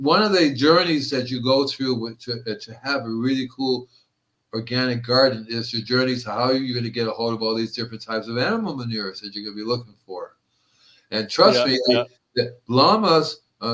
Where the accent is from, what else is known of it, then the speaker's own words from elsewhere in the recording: Cuba; moved away; also born or lived in Puerto Rico; I grew up in Cuba and Puerto Rico